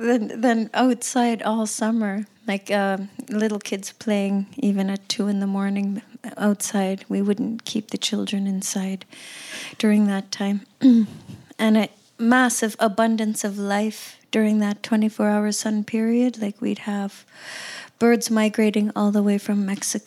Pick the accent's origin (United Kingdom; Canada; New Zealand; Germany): Canada; Cambridge Bay, Nunavut; They moved to Cambridge Bay, where I was born and raised, and it's a tiny, tiny little town